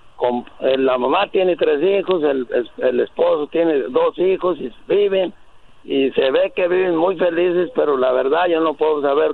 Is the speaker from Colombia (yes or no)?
no; Mexico; moved away; yo soy mexicano